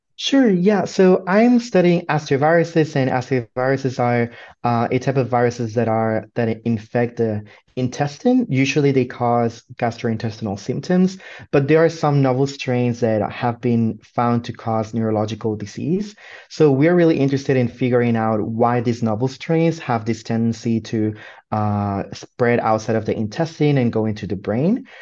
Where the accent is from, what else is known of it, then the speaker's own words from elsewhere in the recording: Puerto Rico; moved away as an adult; now in Michigan, United States; I come from Puerto Rico